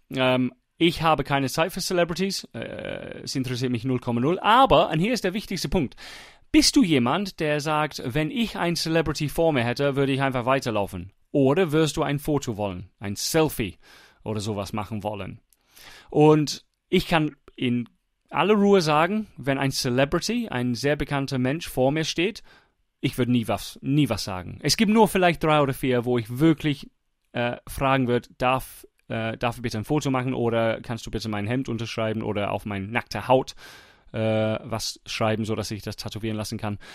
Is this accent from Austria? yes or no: no; England, United Kingdom; German is a second language; moved away; ich war Engländer